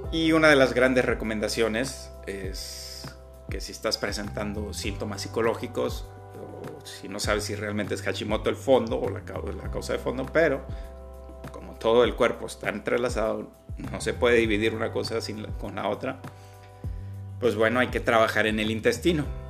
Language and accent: Spanish; Agua Prieta, Sonora, Mexico; aquí en, mi tierra, en Sonora, en la ciudad de Agua Prieta